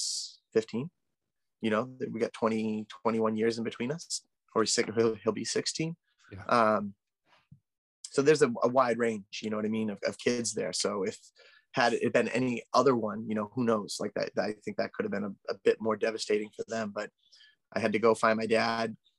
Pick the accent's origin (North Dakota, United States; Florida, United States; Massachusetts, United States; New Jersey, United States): Massachusetts, United States; Abington; I grew up on the South Shore, Massachusetts, South Shore, Boston, in Abington